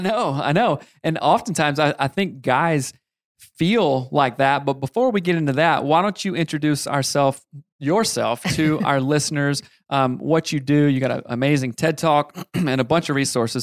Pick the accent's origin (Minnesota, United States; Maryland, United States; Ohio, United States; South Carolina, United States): South Carolina, United States; I grew up in South Carolina